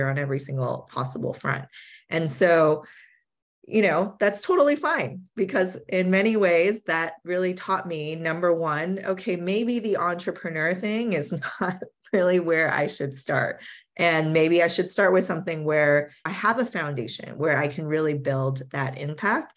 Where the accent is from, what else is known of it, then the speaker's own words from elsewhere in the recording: Silicon Valley, California, United States; I grew up in Silicon Valley